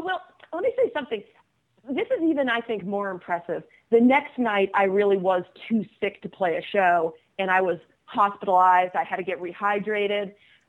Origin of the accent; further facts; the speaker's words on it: Boston, Massachusetts, United States; moved away as an adult; also born or lived in Washington, D.C.; I grew up in the Boston area